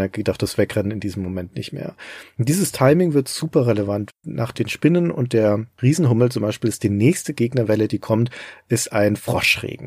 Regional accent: Germany; hier bei uns in Deutschland

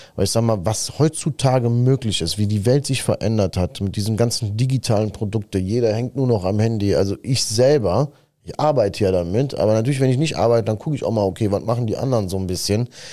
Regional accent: Sicily, Italy; moved away; ich komme ja aus Sizilien und ich sag mal, 1990, äh, da waren wir in Sizilien, haben dort gelebt

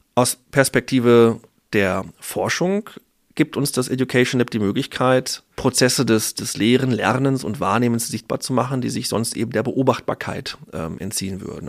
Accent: North Rhine-Westphalia, Germany; moved away as an adult; also born or lived in Ruhr area / Münster / Dortmund; tatsächlich komme ich aus Ostwestfalen

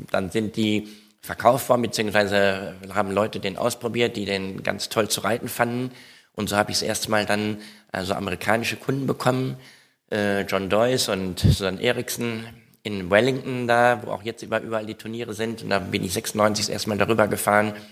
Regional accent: Etteln, North Rhine-Westphalia, Germany; Etteln, ich komme aus Etteln

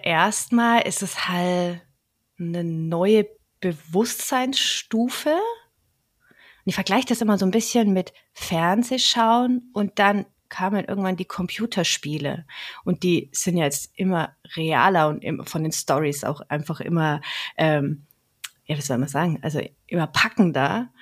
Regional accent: Franconia, Nuremberg area, Bavaria, Germany; ich bin eine Fränkin mhm. aus dem ja aus der Nürnberger Gegend

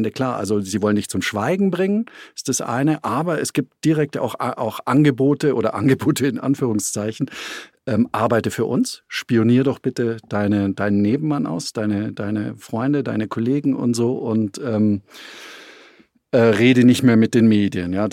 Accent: China; moved away; ich habe mein Handy weggeworfen damals, nachdem ich raus bin aus China und ich habe die Festplatte meines Computers neu formatiert, ja, weil ich äh, natürlich wusste, äh, äh, dass wir in China unter Totalüberwachung äh, standen.

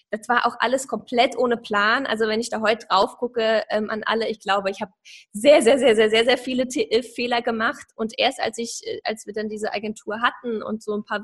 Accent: Saarland, Germany; Ich komme so aus dem Saarland.

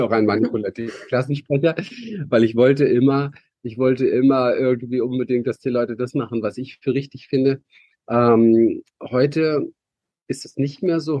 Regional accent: Berlin, Germany; ich bin aufgewachsen in Berlin

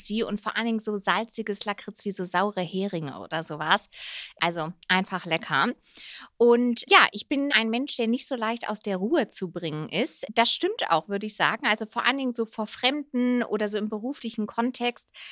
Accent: Rhineland, Germany; now in Munich, Germany; eigentlich eine gebürtige Rheinländerin, aber ja, lebe jetzt wieder seit zweieinhalb Jahren in Bayern, hier in München

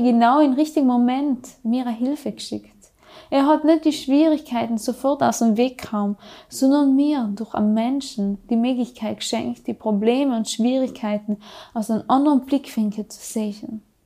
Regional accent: South Tyrol, Trentino-Alto Adige, Italy; accent: South Tyrolean; bei uns in Südtirol

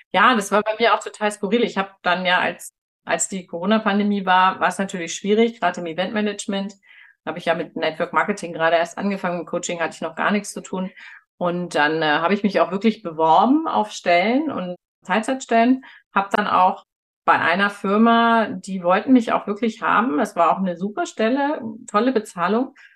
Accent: Northern Germany, Germany; moved away as an adult; now in Munich, Germany; Ich bin ja in Norddeutschland aufgewachsen und da haben wir keine Berge.

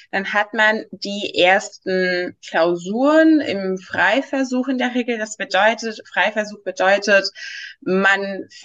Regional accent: Greece; moved away as an adult; now in Berlin, Germany; ich, ich komme aus Griechenland und ich dachte, als ich gezogen, nach äh, Berlin gezogen bin, dachte ich auch, ja, das wäre ganz normal Bachelor Masters

